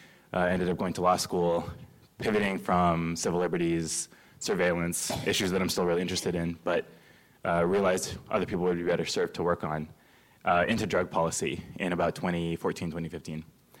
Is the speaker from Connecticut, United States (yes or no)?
no; Fresno, California, United States; I grew up in Fresno, California, son of two immigrants, and politically socialized during the Bush era, post 9/11, young Muslim, confused, seeking truth